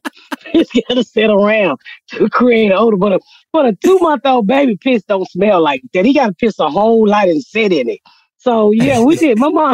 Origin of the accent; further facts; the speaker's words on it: Atlanta, Georgia, United States; moved away; I grew up in Atlanta, Georgia. So okay. I'm in Atlanta, Georgia. We lived in the area called the Bluff or the West End area.